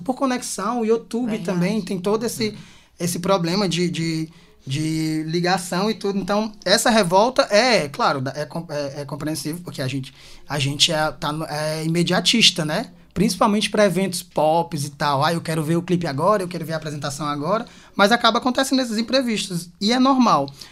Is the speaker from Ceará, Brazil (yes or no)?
yes; Quixadá, Ceará, Brazil; now in Fortaleza, Brazil; eu sou de Quixadá, né? Moro aqui faz, esse mês, é, fizeram nove anos.